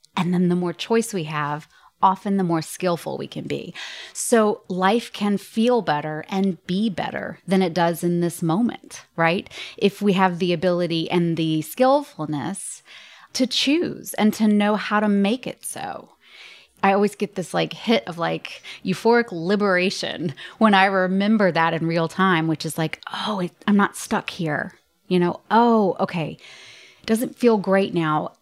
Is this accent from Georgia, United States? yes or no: yes; Atlanta, Georgia, United States; I was born and raised in Atlanta, Georgia